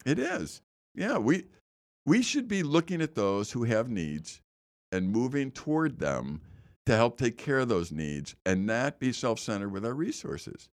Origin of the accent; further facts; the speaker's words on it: Chicago, Illinois, United States; I know where the Kennedy and Eisenhower is because I grew up there and I lived right off the Kennedy